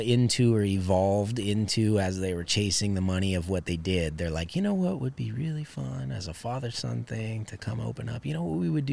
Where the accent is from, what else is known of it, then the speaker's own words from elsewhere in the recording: Southern California, United States; now in Pennsylvania, United States; I grew up in Southern California